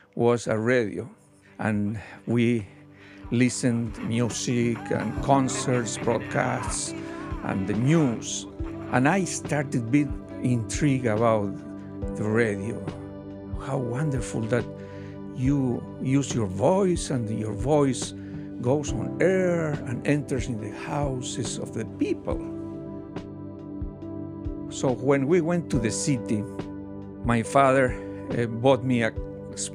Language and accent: English; Argentina; moved away; I grew up in Argentina, and for many years when I was a child, I lived in a farm